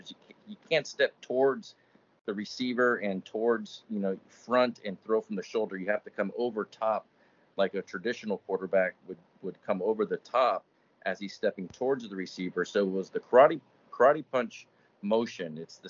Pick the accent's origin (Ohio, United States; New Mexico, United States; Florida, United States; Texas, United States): Florida, United States; Miami; also born or lived in Kansas; I grew up in Miami, Florida